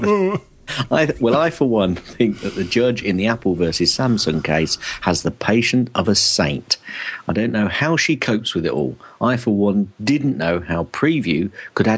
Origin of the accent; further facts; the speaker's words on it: England, United Kingdom; accent: English; my typically English accent